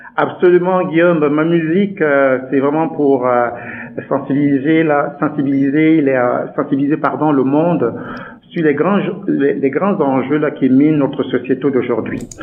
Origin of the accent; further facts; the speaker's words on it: Douala, Littoral, Cameroon; moved away as an adult; now in Canada; je suis né au Cameroun, donc je suis né là-bas, je suis né à Douala exactement. Euh, plus exactement dans un quartier qu'on appelle Nuidaido